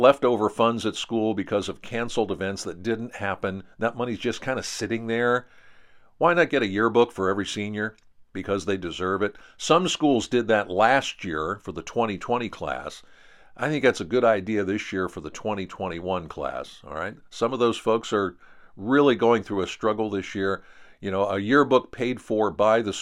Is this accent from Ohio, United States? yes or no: no; Pennsylvania, United States; Here in my home state of Pennsylvania